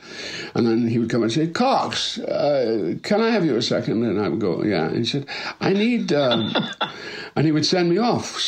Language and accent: English; Dundee, Scotland, United Kingdom; moved away as an adult; also born or lived in Edinburgh / Birmingham; I was born in Dundee, Scotland in 1946.